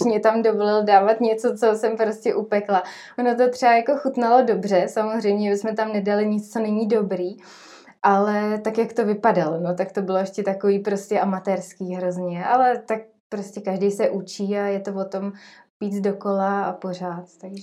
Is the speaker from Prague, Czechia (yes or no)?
no; Trutnov, Hradec Králové Region, Czechia; now in Jičín, Czechia; já jsem z Krekonoš, z Trutnova